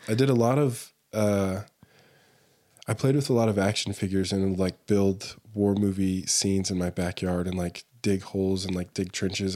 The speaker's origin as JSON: {"language": "English", "town": "Allen", "region": "Texas", "country": "United States", "tie": "born or raised there", "also_born_or_lived": "Denton, Texas / Dallas, Texas / Mongolia", "moved": "as an adult", "lives_now": "Salt Lake City, United States", "said": "I grew up in Texas"}